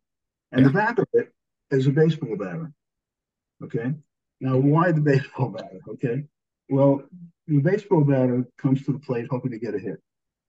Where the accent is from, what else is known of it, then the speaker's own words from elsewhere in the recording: New York City, New York, United States; moved away; also born or lived in Boston, Massachusetts; Always a Brooklyn boy. And, you know, I may have done a Pulmonary Fellowship at Mass General, but I'm still from Brooklyn.